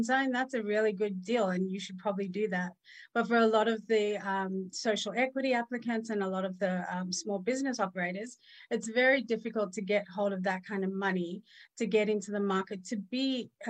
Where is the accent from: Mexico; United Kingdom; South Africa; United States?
South Africa; moved away; also born or lived in Australia; I was born in apartheid South Africa. So my mom was very fair and my dad was colored. And we lived in a legalized racist system